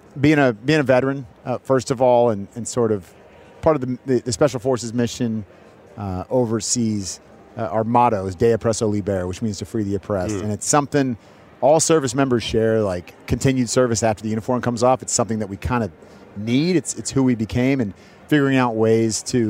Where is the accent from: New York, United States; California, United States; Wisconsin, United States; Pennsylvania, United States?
California, United States; Bay Area; moved away; I grew up in the Bay Area during the 49ers dynasty